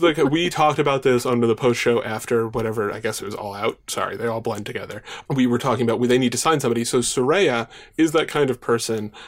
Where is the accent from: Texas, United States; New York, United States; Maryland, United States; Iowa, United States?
New York, United States; Long Island; I grew up on Long Island. I still live on Long Island